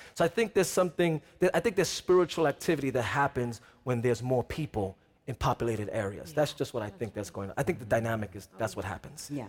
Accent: New York City, New York, United States; I'm from New York City

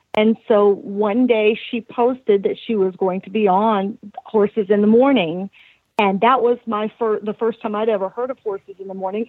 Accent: the South, United States; also born or lived in South Carolina; now in Ocala, United States; I grew up in the South

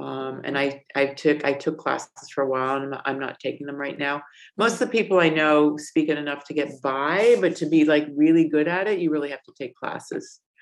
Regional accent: Connecticut, United States; moved away as an adult; also born or lived in New York City / Miami / Los Angeles / North Carolina; now in Valencia, Spain; Originally, I'm from Connecticut, and then I moved all over the United States in my adult life.

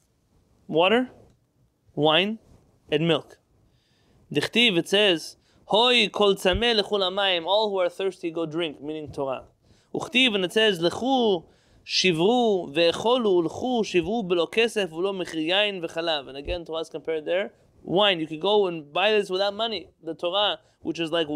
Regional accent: United States; I was born here, I'm proud of being born here, I live here

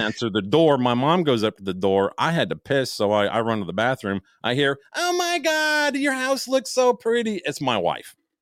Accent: Chicago, Illinois, United States; moved away; I am from Chicago

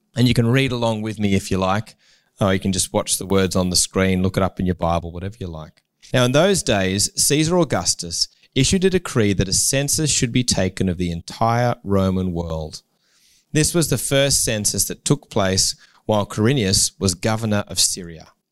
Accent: Newcastle, New South Wales, Australia; I grew up in Newcastle

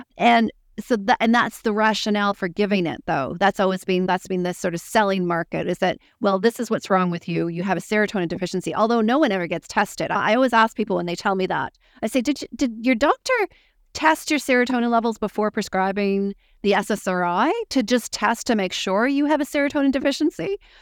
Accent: Canada; moved away as an adult; now in New Zealand; I'm Canadian.

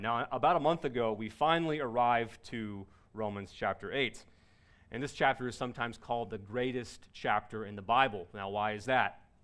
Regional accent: Cincinnati, Ohio, United States; I was born in Cincinnati, Ohio

